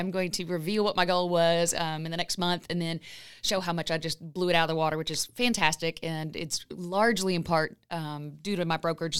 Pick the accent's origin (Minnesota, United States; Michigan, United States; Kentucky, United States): Kentucky, United States; Lexington; I am from Lexington. I am from Lexington.